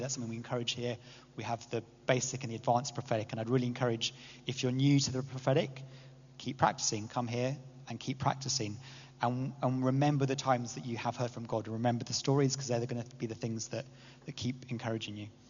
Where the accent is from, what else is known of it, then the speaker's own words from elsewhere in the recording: England, United Kingdom; as an English person